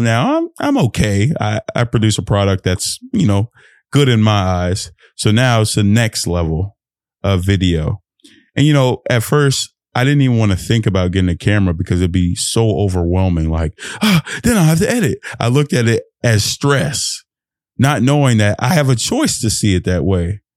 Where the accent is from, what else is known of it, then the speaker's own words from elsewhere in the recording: Fort Worth, Texas, United States; I'm Nigerian, born in America, but being a Nigeria, Nigerian in America